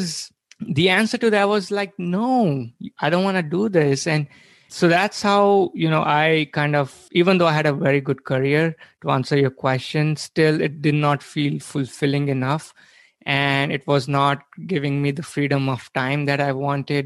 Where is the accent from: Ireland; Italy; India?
India; moved away as an adult; now in United States; I was born and brought up in India, where, you know, I did my undergrad